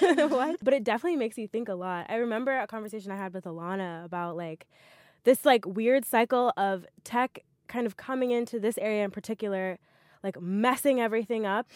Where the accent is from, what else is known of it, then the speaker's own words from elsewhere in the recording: Montgomery, Alabama, United States; moved away; I'm from Montgomery, Alabama